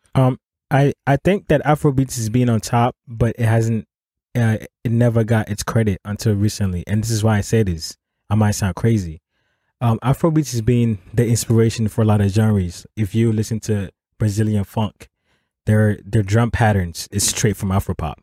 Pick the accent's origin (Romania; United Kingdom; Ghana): Ghana; first language Akan; English is a second language; moved away; back home we speak English is our as a, um, our official language